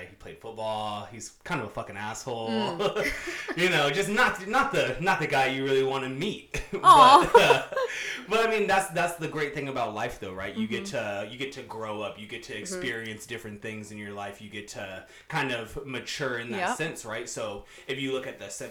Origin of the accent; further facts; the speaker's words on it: San Bernardino, California, United States; also born or lived in San Francisco Bay Area, California; I grew up in the IE, so San Bernardino, Highland, Redlands area